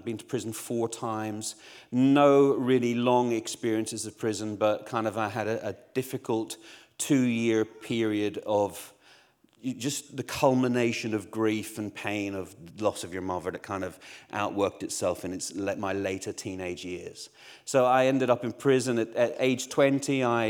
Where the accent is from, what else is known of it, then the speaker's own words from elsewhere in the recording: Northern Ireland, United Kingdom; moved away; also born or lived in Essex, England; I grew up in Northern Ireland. I don't have a Northern Irish accent because we moved to Essex, which didn't help my Essex doesn't help anybody's accent.